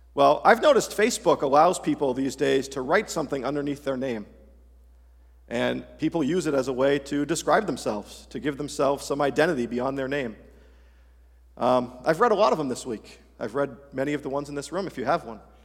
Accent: Massachusetts, United States; being born and raised in Massachusetts

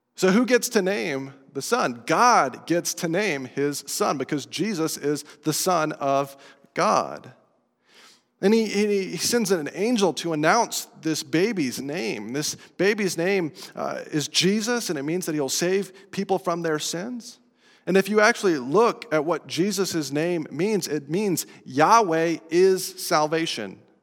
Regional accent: Estes Park, Colorado, United States; moved away as an adult; I grew up in Estes Park, Colorado, two thousand miles away from here, an entirely different culture

